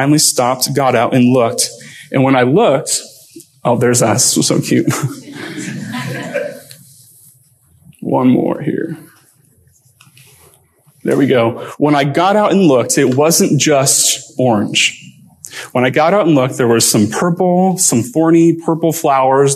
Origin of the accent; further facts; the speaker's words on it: Lake Elsinore, California, United States; moved away as an adult; now in South Dakota, United States; this is my hometown, Lake Elsinore.